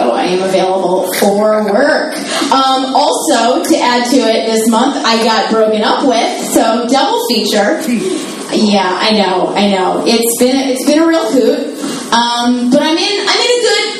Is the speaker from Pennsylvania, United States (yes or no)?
yes; Philadelphia, Pennsylvania, United States; I'm from Philadelphia